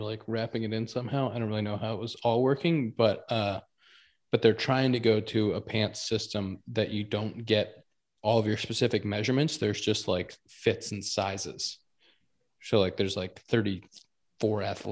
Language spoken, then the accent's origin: English; the North, United States; growing up in the North